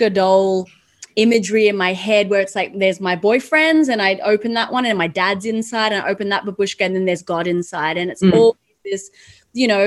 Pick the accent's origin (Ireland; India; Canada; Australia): Australia; I grew up in Australia